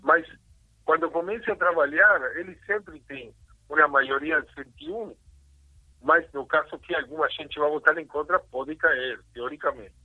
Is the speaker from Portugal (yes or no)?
no; Uruguay; Portuguese is a second language; moved away as an adult; also born or lived in São Paulo, Brazil; now in Israel; eu sou originário do Uruguai, morei um pouquinho no Brasil, em São Paulo, um ano